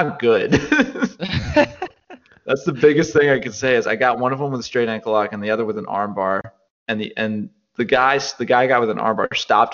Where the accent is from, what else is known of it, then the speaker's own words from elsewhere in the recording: Olean, New York, United States; I'm from Olean.